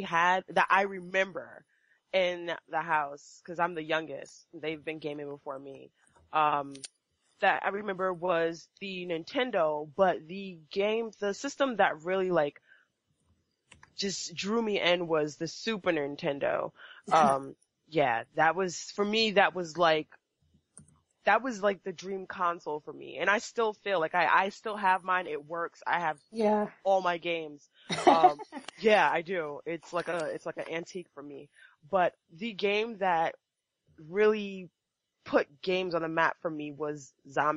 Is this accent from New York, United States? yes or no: yes; New York City, New York, United States; I am from Queens, New York